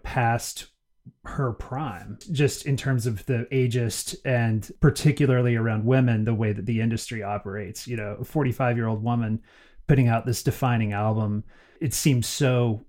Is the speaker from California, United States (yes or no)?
no; Northeast Alabama, United States; I grew up in Northeast Alabama, so spent a lot of time in Louisiana and North Florida and Mississippi and all around there.